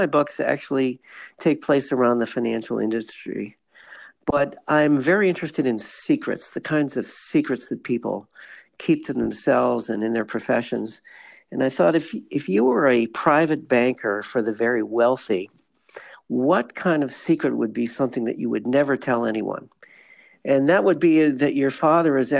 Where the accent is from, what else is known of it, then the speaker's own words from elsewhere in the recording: Cleveland, Ohio, United States; also born or lived in California / Chicago / Montreal, Quebec; now in San Diego, United States; I live in San Diego, and but starting back a little farther, I grew up in Cleveland.